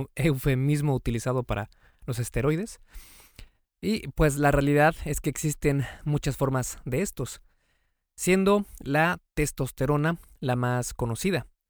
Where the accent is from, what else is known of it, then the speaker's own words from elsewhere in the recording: Mexico; Yo soy mexicano